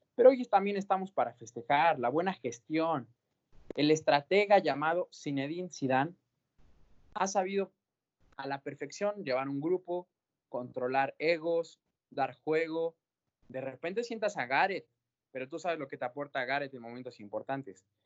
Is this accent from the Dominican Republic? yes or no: no; Mexico; nuestro paisano, el señor del Vasco Aguirre